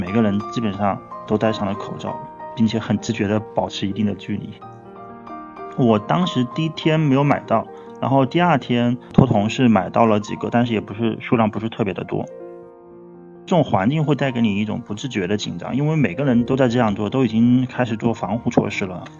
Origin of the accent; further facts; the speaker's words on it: Jingzhou, Hubei, China; now in Wuhan, China; 我平时工作的地方呢是在武汉市，那么现在因为过年的原因，我现在回到我的老家，也就是湖北的荆州。